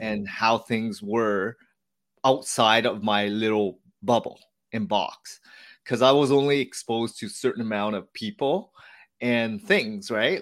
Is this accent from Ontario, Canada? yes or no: yes; Hamilton, Ontario, Canada; So I was born here as the fourth child. All my siblings were, um, born in Vietnam. And I grew up in Hamilton, so not too far from Toronto, Canada.